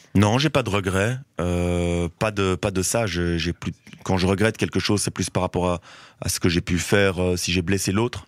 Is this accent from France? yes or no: no; Brussels, Brussels-Capital Region, Belgium; j'ai grandi à Forêt-Wilmans qui est euh, bon maintenant ça c'est un peu ça c'est assez fortement gentrifié mais euh, ça reste euh, ça restait un des quartiers un quartier populaire de, Bruxelles